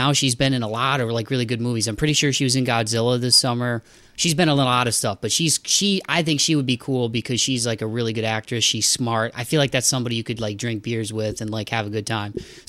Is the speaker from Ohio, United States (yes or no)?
yes; Ohio, United States; born or raised there